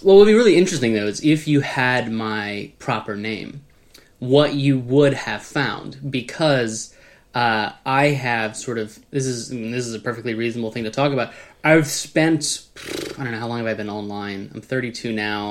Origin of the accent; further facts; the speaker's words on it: United States; I'm an American